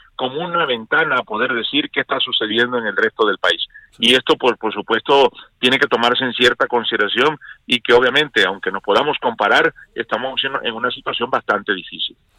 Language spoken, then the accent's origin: Spanish; Mexico; nosotros somos México